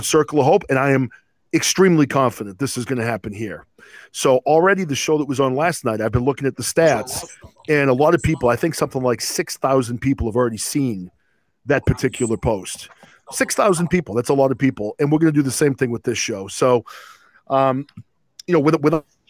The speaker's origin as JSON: {"language": "English", "region": "New England", "country": "United States", "tie": "born or raised there", "said": "I was a Catholic growing up in New England"}